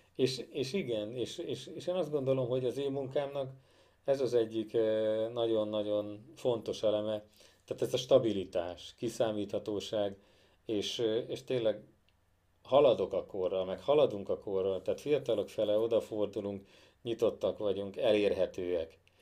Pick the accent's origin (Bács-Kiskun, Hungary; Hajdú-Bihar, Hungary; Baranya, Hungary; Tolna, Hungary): Bács-Kiskun, Hungary; Kecskemét; mind a ketten kecskemétiek vagyunk